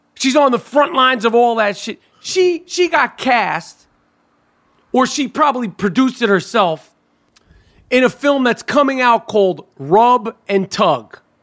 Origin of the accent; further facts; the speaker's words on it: New York City, New York, United States; We grew up in New York City